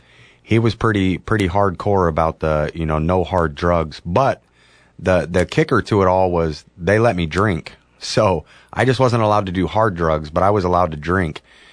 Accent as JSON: {"language": "English", "region": "Southern California", "country": "United States", "tie": "born or raised there", "moved": "as an adult", "lives_now": "Oregon, United States", "said": "I grew up in poverty in Southern California until I was about 10 years old. Then there was a financial change in my family, and we became more the middle class in California."}